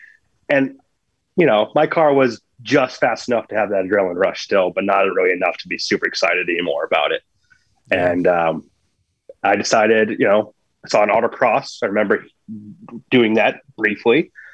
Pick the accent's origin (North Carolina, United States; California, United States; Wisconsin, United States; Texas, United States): North Carolina, United States; Camp Lejeune; born there; So I was born on Camp Lejeune.